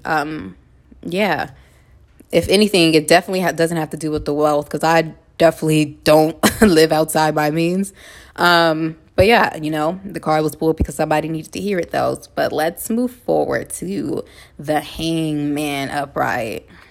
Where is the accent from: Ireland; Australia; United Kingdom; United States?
United States; Los Angeles, California; moved away as an adult; now in Houston, United States; I'm from La Hood